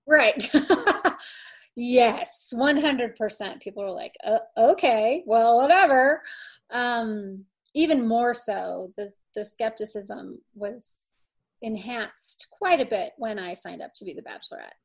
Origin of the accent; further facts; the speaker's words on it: St. Louis, Missouri, United States; moved away as an adult; also born or lived in Indianapolis, Indiana / Miami, Florida / Los Angeles, California; now in Colorado, United States; my very first memory is actually moving to St. Louis. So um, I was raised in St. Louis.